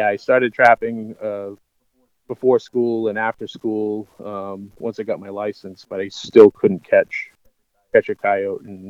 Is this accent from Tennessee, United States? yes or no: no; Old Orchard Beach, Maine, United States; I grew up in Old Orchard Beach, Maine